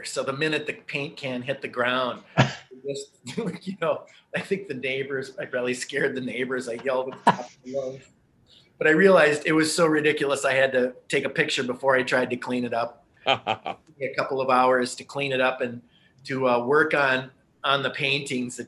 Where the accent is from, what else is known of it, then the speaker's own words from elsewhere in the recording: St. Paul, Minnesota, United States; I grew up in St. Paul